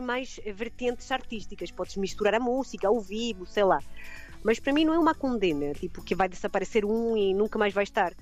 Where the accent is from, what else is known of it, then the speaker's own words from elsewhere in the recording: Chile; Portuguese is a second language; moved away as an adult; now in Algarve, Portugal; meu país de origem, né, no Chile